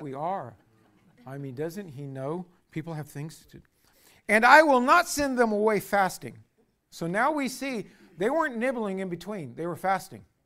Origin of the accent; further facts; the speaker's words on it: United States; as American